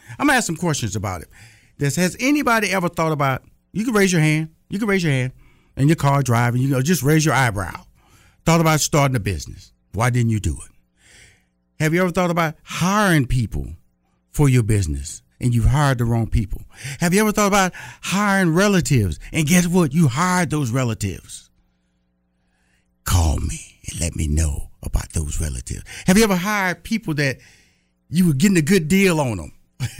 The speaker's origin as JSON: {"language": "English", "region": "Texas", "country": "United States", "said": "You know, I'm from Texas, so they say you can start a business with a handshake."}